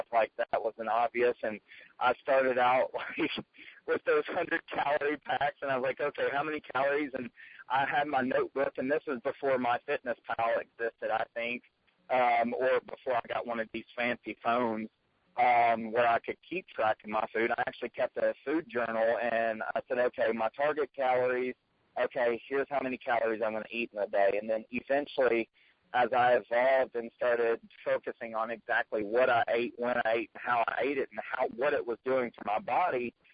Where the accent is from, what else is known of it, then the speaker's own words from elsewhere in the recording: Tennessee, United States; I'm from Tennessee. I'm just, yeah, I know. Can't you tell the accent?